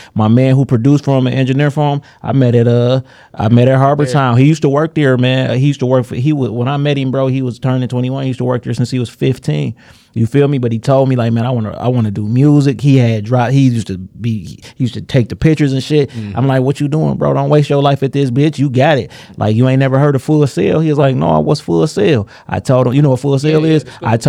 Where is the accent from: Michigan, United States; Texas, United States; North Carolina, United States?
Michigan, United States; Detroit; I was supposed to work on Grand River because I come from Villa on Grand River in Greenfield.